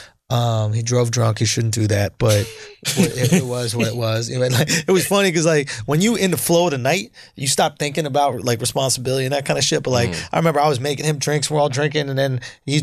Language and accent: English; New York, United States; I'm from New York